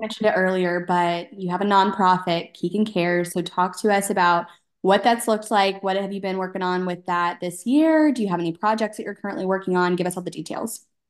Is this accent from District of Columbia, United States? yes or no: no; Texas, United States; I'm from Texas, and they did those whenever I was in elementary school